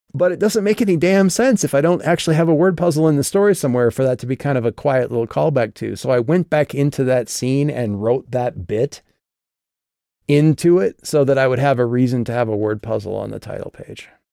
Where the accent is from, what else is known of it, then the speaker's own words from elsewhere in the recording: Midwest, United States; moved away; back in my hometown